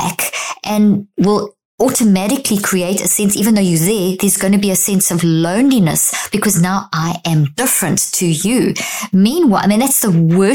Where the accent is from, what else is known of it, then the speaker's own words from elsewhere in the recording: South Africa; also born or lived in Zimbabwe; I was born in Zimbabwe, grew up in South Africa.